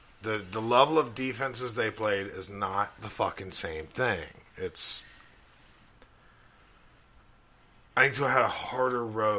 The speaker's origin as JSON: {"language": "English", "region": "Alabama", "country": "United States", "tie": "born or raised there", "said": "I grew up in Alabama. My grandfather taught for Auburn."}